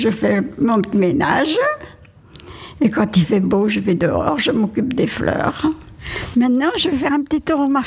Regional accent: Normandy, France; now in Gers, France; Je ne suis pas native de Gers, je suis, je suis natif de Normandie, où j'ai passé ma jeunesse et mes premières années de mariage. Après, je suis venue dans Gers avec mon mari et trois petits-enfants.

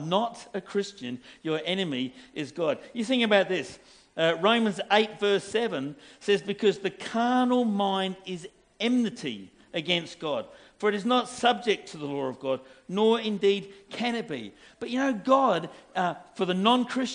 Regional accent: England, United Kingdom; I'm English.

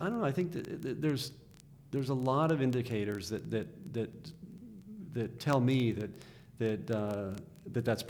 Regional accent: Dallas, Texas, United States; moved away as an adult; now in Atlanta, United States; I grew up in Dallas, and I left Dallas in, I'd say, the early 80s

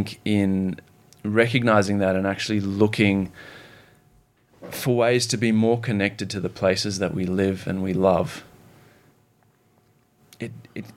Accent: Zimbabwe; now in Australia; growing up in Zimbabwe, seeing the political and economic turmoil there

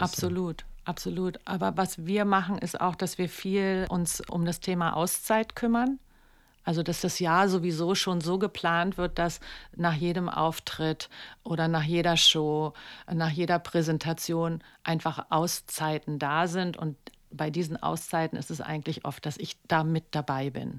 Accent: Berlin, Germany; also born or lived in New York; ich komme ja aus Kreuzberg

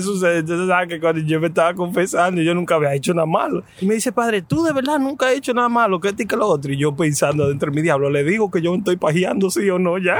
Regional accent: Bonao, Monseñor Nouel, Dominican Republic; yo soy de, yo soy de Bonao

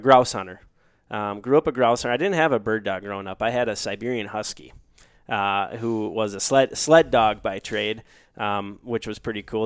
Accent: Duluth, Minnesota, United States; moved away as an adult; also born or lived in Decorah, Iowa; born and raised in Duluth, Minnesota, on the shores of Lake Superior.

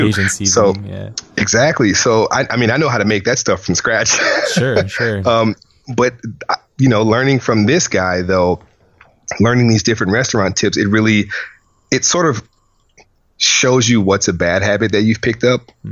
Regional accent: Louisiana, United States; moved away; I come from a whole family of chefs, like my granddad, I'm from Louisiana

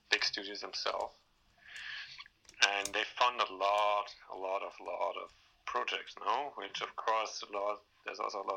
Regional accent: Denmark; English is a second language; also born or lived in Germany; now in Berlin, Germany; I was born here, but I was raised in Denmark, which is a little bit mm-hmm. up north. But then I, I moved back to, to Berlin

